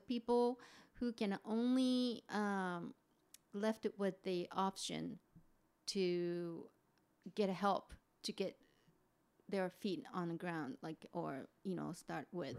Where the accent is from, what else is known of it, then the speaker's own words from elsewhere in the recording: Kofu, Yamanashi, Japan; English is a second language; moved away as an adult; I'm a Japanese native. I was born and raised in Japan, uh, lived until late twenties. So, yeah, um, uh, so I'm from, uh, the town of Kofu